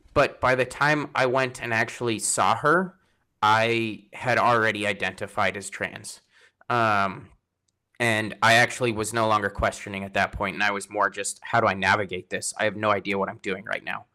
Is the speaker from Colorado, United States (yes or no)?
yes; Colorado, United States; moved away as an adult; also born or lived in San Antonio, Texas; now in Washington, United States; I'm from Colorado originally